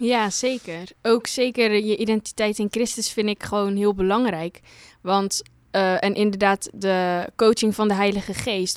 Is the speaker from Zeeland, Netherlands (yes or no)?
yes; Terneuzen, Zeeland, Netherlands; ik kom uit Terneuzen, uit Zeeland